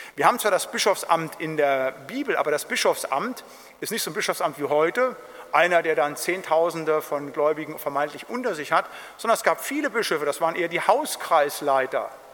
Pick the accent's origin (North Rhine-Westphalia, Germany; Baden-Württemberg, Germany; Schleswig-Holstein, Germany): North Rhine-Westphalia, Germany; Siegerland; ich komme aus dem Siegerland